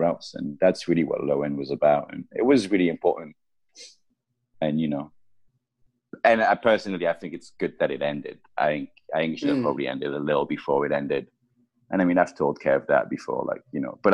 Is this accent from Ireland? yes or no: no; France; moved away; also born or lived in United Kingdom / Japan / United States; I grew up in France, I lived in the UK, I lived in Japan, I lived in the States.